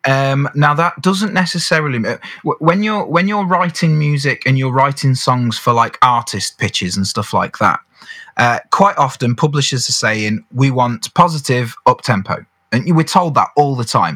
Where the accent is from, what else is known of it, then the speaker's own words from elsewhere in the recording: around Birmingham, West Midlands, United Kingdom; I was brought up in the Midlands. So, to put that in mm. context, we're talking perhaps Birmingham, around that area